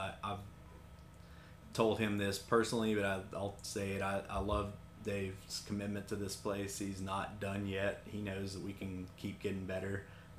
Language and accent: English; Kingsport, Tennessee, United States; Like I said, I grew up not too far from here. I was born in Tennessee and in the Tri-Cities, Kingsport, and happy to be back here and get to work here.